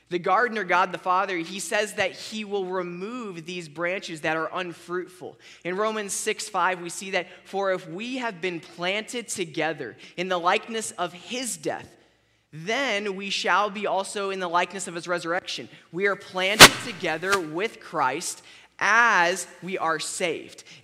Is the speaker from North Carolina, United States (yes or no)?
no; Florida, United States; I grew up in Florida, so we had orange trees everywhere.